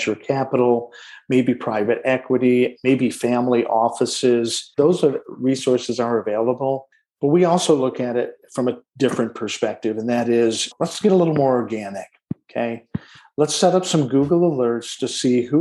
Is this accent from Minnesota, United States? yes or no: no; Detroit, Michigan, United States; I was born in Detroit, Michigan, in the shadow of a Ford manufacturing plant's smokestack